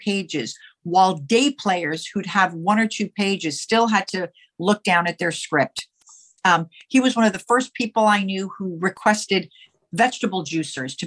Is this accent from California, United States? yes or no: yes; Los Angeles, California, United States; moved away as an adult; also born or lived in New York; now in Manhattan, United States; my family moved to Los Angeles when I was 5. And that's where I lived my entire life until the last few years ago